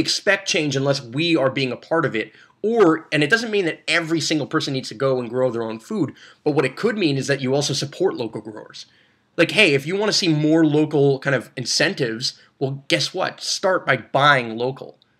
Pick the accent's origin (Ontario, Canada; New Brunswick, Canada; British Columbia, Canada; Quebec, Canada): Quebec, Canada; Brossard; I was born and raised in Brossard